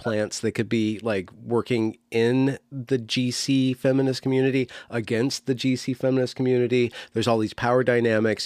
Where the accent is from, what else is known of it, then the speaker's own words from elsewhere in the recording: United States; as an American